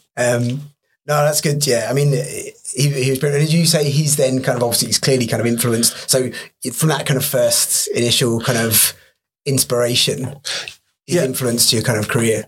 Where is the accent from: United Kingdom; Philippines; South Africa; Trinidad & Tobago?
United Kingdom; England; I'm obviously English